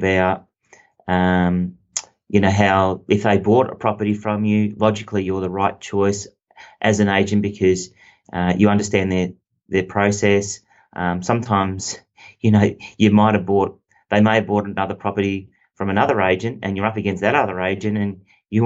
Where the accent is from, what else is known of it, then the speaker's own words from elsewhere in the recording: Bendigo, Victoria, Australia; moved away as an adult; now in Melbourne, Australia; I'm from Bendigo. I'm okay. A Bendigo boy